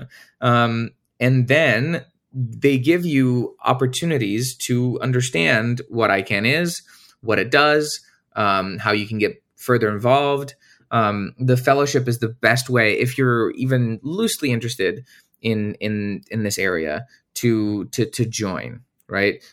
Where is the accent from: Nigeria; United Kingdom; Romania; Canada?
Romania; moved away as an adult; now in United States; I'm originally from Romania, and I wanted to come to the U S and, uh, study